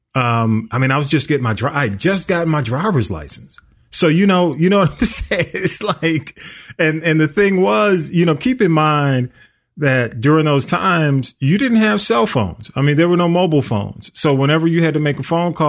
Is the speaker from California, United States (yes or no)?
no; Atlanta, Georgia, United States; I grew up in South Atlanta.